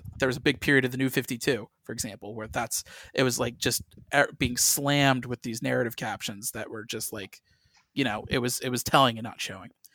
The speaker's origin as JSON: {"language": "English", "town": "St. Louis", "region": "Missouri", "country": "United States", "tie": "born or raised there", "said": "I grew up in Saint Louis, Missouri"}